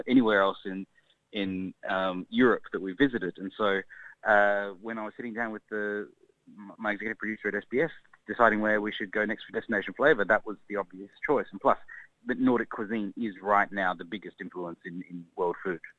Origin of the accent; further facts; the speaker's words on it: Australia; growing up in Australia